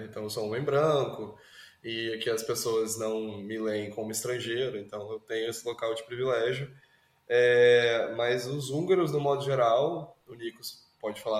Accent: Goiás, Brazil; eu sou goiano, sabe?

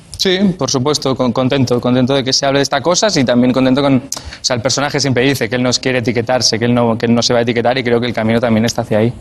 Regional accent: Montcada i Reixac, Catalonia, Spain; son de mi pueblo, son de Moncay Rechac

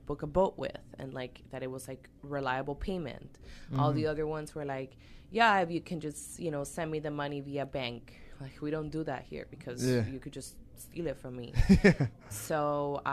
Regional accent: Cali, Valle del Cauca, Colombia; now in Miami, United States; I was born in Cali, Colombia

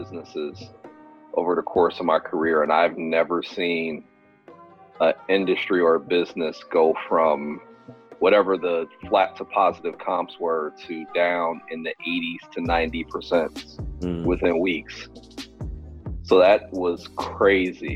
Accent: Cleveland, Ohio, United States; I'm from Cleveland

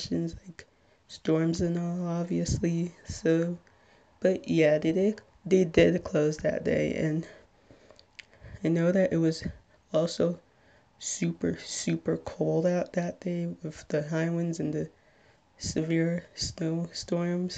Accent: Little Ferry, New Jersey, United States

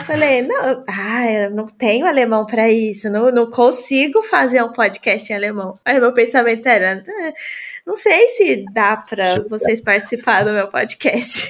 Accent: São Paulo, Brazil; moved away as an adult; now in Germany; eu sou de São Paulo

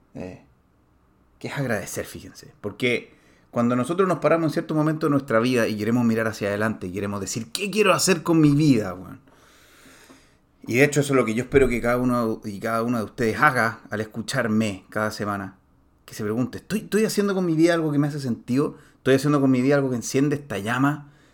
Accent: Chile; en Chile, en mi país

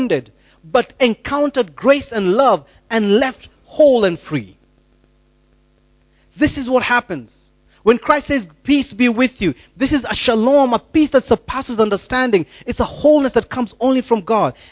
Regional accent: Rongai, Kenya; moved away; I grew up in Deliverance Church Rongai, and we used to launch churches like popcorn

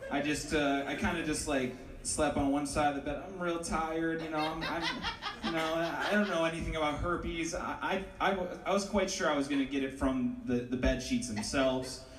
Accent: Ohio, United States; It's nice to meet you. I, I'm from Ohio.

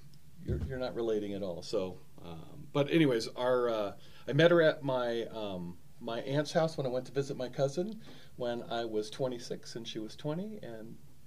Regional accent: San Diego, California, United States; moved away as an adult; now in Colorado Springs, United States; I was always a left coast, born and raised in San Diego. Loved the sunshine.

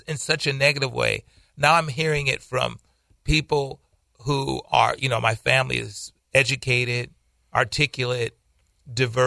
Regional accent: United States; we are African American.

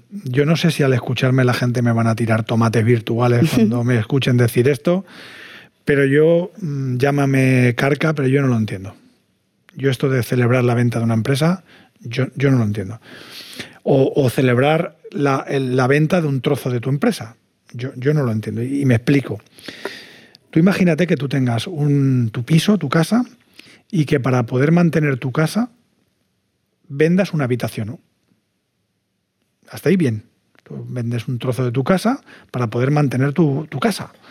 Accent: Valencian Community, Spain; nosotros somos valencianos, ejercemos de valencianos y estamos muy orgullosos de ser valencianos y, por supuesto, españoles.

